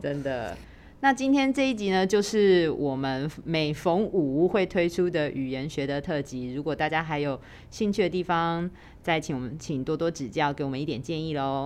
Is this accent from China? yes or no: no; Taiwan; 我们台湾人就会直接把那个汉字拿来用台语念出来